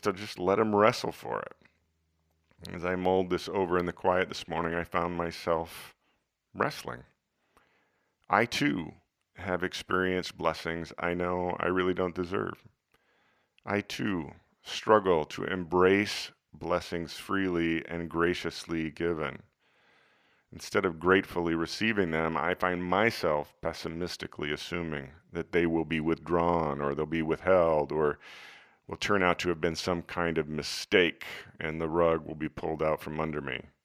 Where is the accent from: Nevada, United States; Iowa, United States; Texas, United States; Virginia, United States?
Iowa, United States; Growing up in Iowa